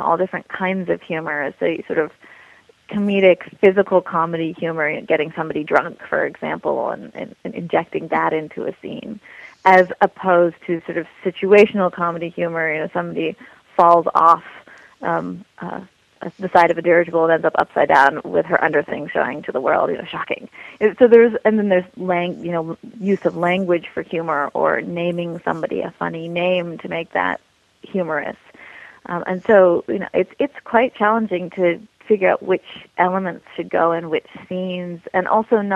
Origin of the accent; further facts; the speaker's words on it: United States; I'm American